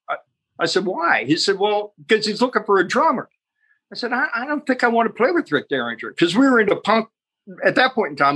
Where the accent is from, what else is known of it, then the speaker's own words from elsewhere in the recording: Youngstown, Ohio, United States; moved away; also born or lived in Cleveland; in Youngstown, Ohio, we're both from Youngstown. So then we both moved to Cleveland